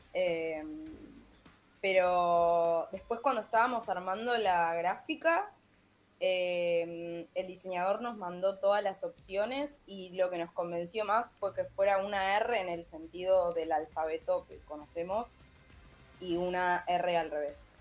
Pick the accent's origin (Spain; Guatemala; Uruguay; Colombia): Uruguay; Montevideo; moved away as an adult; now in Argentina; yo soy de Montevideo, viví toda mi vida ahí